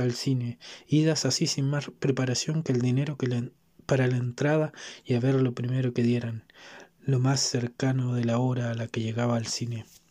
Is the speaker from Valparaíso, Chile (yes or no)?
no; Santiago, Santiago Metropolitan Region, Chile; soy capitalino, criado y malcriado en este fragmento de territorio